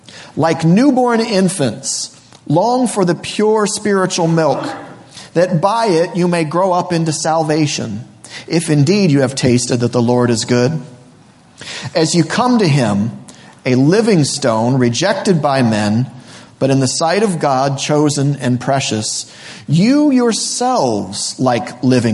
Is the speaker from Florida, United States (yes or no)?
yes; Florida, United States; born there; moved away; My family moved to this area in around 1986. I was born originally from Florida.